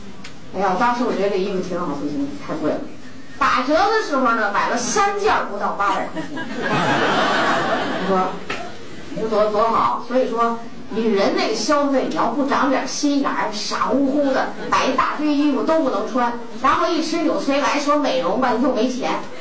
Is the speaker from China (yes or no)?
yes; Xi'an, Shaanxi, China; 我的祖籍，我的出生地就在西安